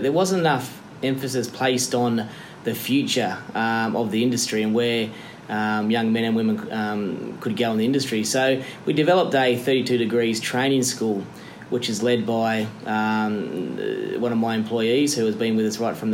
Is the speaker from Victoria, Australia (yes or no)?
no; Camden, New South Wales, Australia; I'm from Camden